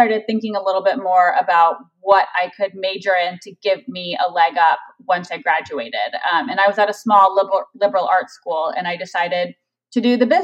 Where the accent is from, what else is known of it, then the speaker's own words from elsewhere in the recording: Tucson, Arizona, United States; moved away as an adult; also born or lived in Chicago, Illinois / Bay Area, California; now in Los Angeles, United States; I grew up in Tucson, Arizona. So we lived in Arizona from when I was 5 until I graduated high school.